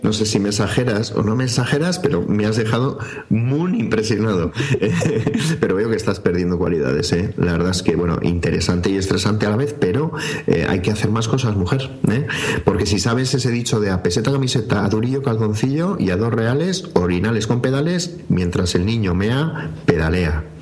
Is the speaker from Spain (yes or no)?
yes; northern Spain, Spain; los del norte